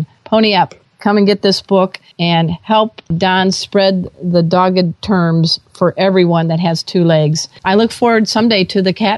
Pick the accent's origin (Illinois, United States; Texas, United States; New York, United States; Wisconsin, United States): Illinois, United States; Chicago; I came from the Chicago area, so tell us a little bit about what that expression means.